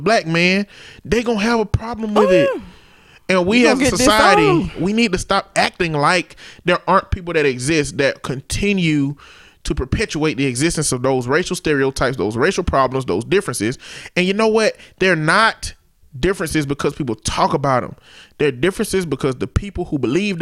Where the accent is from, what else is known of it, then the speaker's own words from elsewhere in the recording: United States; I'm African American